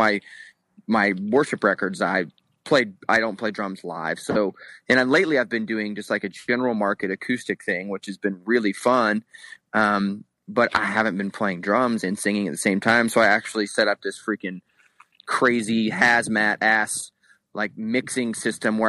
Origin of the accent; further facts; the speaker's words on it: Florida, United States; moved away as an adult; now in Salt Lake City, United States; growing up in where we grew up in Florida, Steven and I grew up in the same area